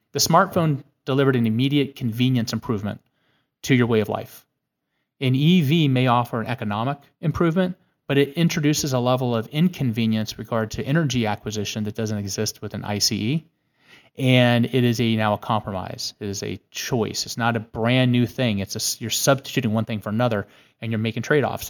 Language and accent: English; California, United States; moved away as an adult; also born or lived in Santa Barbara; now in Washington, D.C., United States; I was born a slow-witted Californian